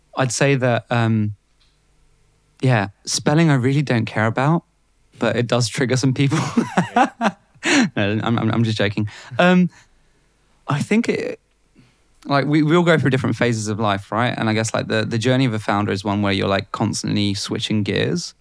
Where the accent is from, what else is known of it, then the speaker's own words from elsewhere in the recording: Bulgaria; now in United Kingdom; growing up in Bulgaria